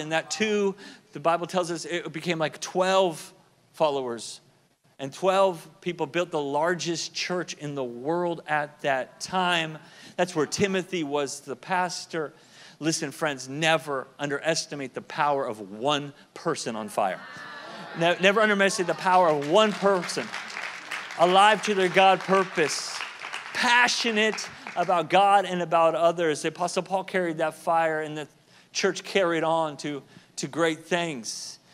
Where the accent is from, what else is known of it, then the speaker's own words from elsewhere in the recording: Southern California, United States; I lived in Southern California at the time, at the time grew up there as a kid